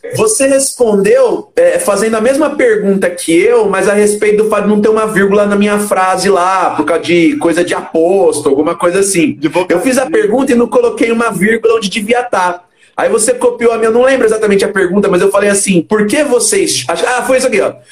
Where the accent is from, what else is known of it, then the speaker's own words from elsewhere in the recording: Brazil; a minha nacionalidade, é isso, a minha nacionalidade é brasileiro